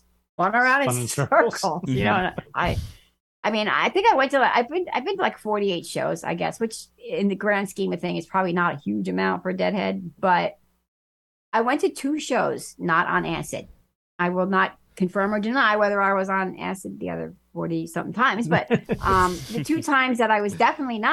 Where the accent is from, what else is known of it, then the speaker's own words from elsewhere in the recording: New Jersey, United States; I'm Italian, I'm from Jersey